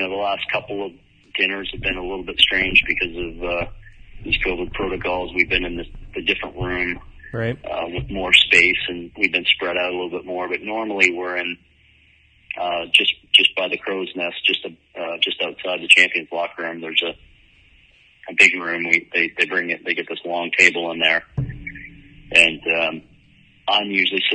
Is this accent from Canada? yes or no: yes; Sarnia, Ontario, Canada; my hometown in Sarnia